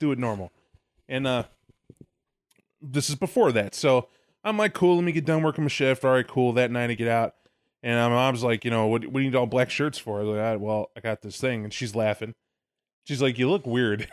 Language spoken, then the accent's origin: English; Illinois, United States; moved away; also born or lived in Arkansas; I'm Illinois native